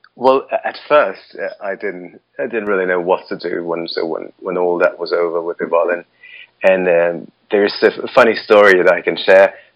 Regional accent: Moscow, Russia; I, I was born in, in Moscow

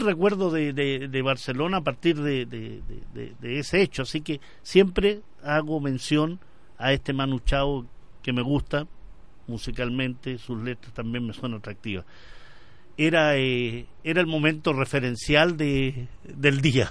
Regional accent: Chile; also born or lived in Madrid; vengo de Chile, estoy estudiando en, en este caso en Madrid

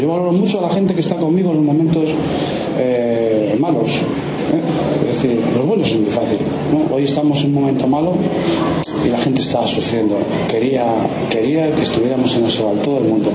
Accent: Valladolid, Castile and León, Spain; soy de Valladolid

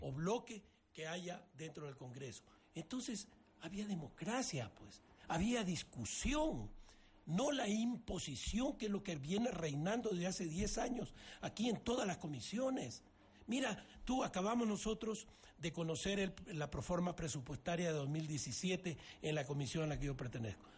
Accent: Ecuador; Todos somos ecuatorianos

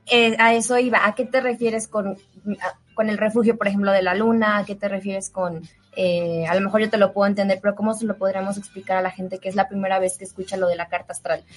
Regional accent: León, Guanajuato, Mexico; now in Mexico City, Mexico; allá en León, mi pueblo

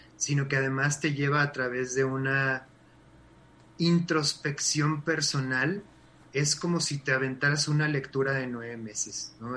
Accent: Mexico; tenemos como mexicanos

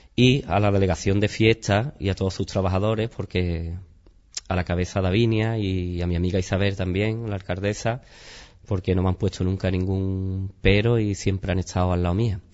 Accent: Chipiona, Andalusia, Spain

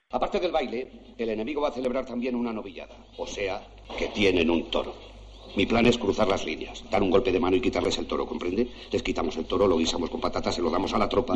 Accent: Carrizosa, Castilla-La Mancha, Spain; moved away; Yo siempre que puedo rodo en Castilla-La Mancha, pues porque es mi tierra

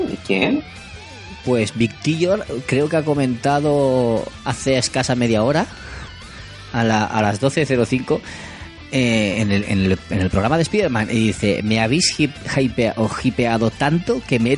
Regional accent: Elche, Valencian Community, Spain; yo me crié en Carrus.

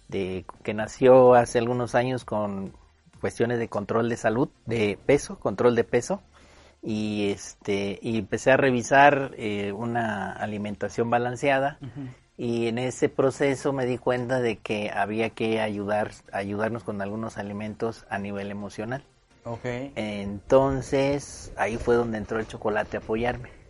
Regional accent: Morelos, Mexico; moved away as an adult; now in León, Mexico; yo soy originario del estado de Morelos. Nací en el oh. estado de Morelos y vivo aquí en León desde hace nueve años.

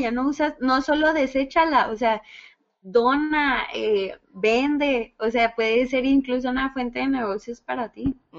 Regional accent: Ciudad Juárez, Chihuahua, Mexico; aquí en, aquí en, Juárez, porque pues somos de Juaritos.

